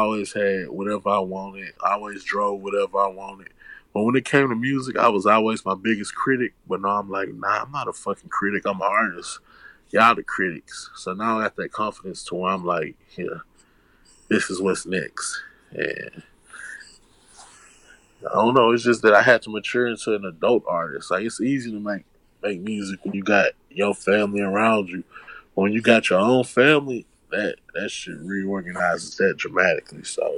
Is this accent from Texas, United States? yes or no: yes; Houston, Texas, United States; I'm from Houston.